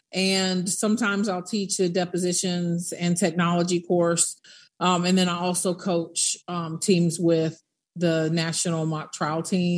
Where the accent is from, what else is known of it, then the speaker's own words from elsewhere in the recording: Tallahassee, Florida, United States; born there; also born or lived in Netherlands / New Mexico / Nuremberg, Germany; I'm an Army brat, but my family is from Tallahassee, Florida, and I was born in Tallahassee because we were in transition when my mom was far along. So I was born in Tallahassee, but lived in Holland, White Sands, Missile Range, New Mexico, and Nuremberg, Germany.